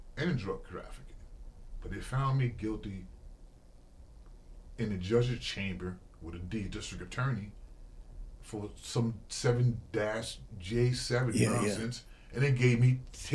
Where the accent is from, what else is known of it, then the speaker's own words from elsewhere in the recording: Mount Vernon, New York, United States; I grew up in Mount Vernon